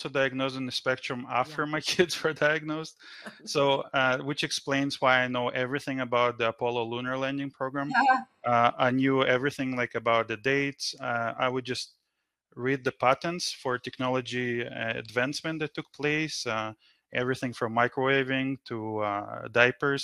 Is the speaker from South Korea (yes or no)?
no; Israel; now in Canada; I grew up in Israel. I've been in Canada for over 20 years now